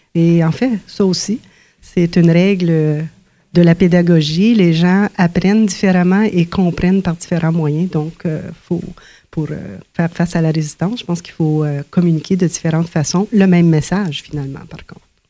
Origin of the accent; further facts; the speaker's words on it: Ontario, Canada; quand on est euh, francophone, on est franco-ontarien, francophone dans une, une masse majoritaire.